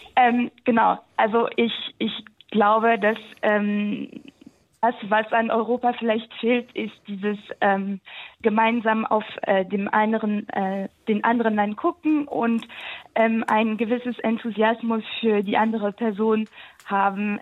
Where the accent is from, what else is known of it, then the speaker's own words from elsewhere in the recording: Alsace, Grand Est, France; moved away as an adult; now in Germany; ich komme aus dem Elsass